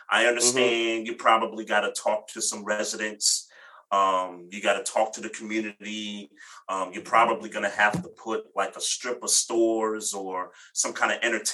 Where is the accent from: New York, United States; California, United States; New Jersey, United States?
New York, United States; New York City; I'm a New Yorker.